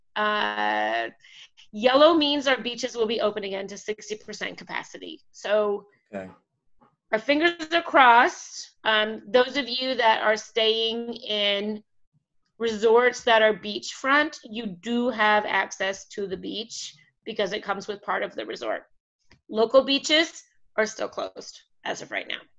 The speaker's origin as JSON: {"language": "English", "country": "Canada", "moved": "yes", "lives_now": "Mexico", "said": "I'm Canadian, um, and of course all my family is in Canada"}